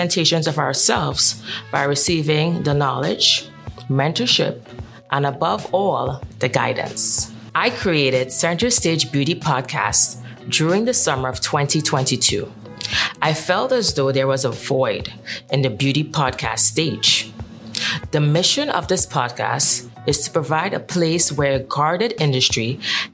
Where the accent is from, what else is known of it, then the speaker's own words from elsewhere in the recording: Trinidad & Tobago; moved away as an adult; now in New York, United States; I am born and bred from the beautiful island of Trinidad and Tobago.